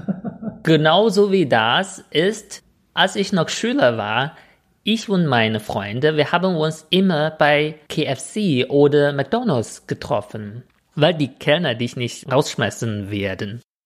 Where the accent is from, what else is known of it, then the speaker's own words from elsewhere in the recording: China; German is a second language; moved away as an adult; now in Germany; als Chinese